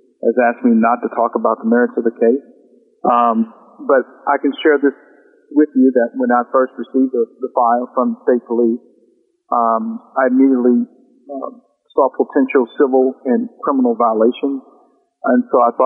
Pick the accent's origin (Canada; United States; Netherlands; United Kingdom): United States; South Louisiana; now in North Louisiana, United States; I was born and raised in South Louisiana